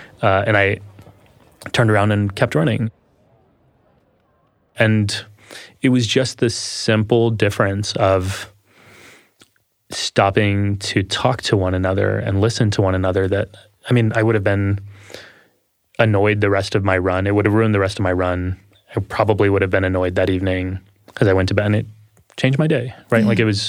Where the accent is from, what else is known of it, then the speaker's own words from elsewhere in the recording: Texas, United States; accent: Texas; A lot of the times, I'll put on my Texas accent, which I...